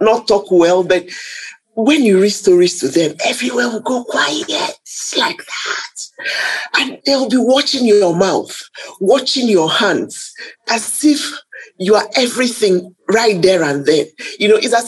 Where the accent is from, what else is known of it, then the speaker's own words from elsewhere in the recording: Nigeria; being a Nigerian